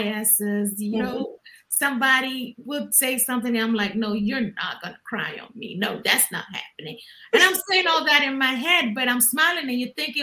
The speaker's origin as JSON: {"language": "English", "country": "Ghana", "tie": "born or raised there", "moved": "yes", "said": "growing up in Ghana"}